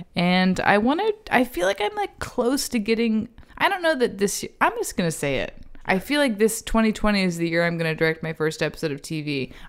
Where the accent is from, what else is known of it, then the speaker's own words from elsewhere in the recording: Seguin, Texas, United States; moved away; I'm from Seguin, Texas. Like, I knew one Jewish family until I turned 18.